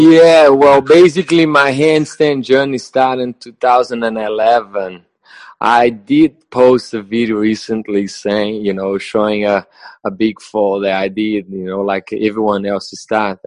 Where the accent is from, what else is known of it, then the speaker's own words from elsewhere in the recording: Brazil; English is a second language; moved away as an adult; also born or lived in England / Spain / New Zealand; I'm from Brazil, uh, yeah. from a very small city in the countryside in the middle of Brazil.